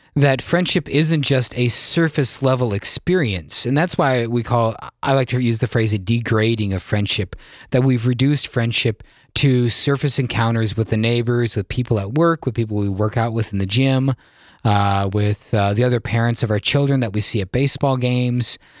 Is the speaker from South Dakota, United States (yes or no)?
yes; South Dakota, United States; I'm born and raised in South Dakota